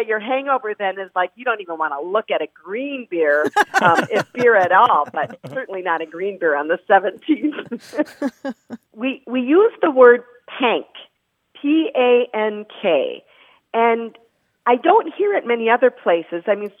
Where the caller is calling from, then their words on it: Marquette, Michigan, United States; I'm calling you from Marquette, Michigan.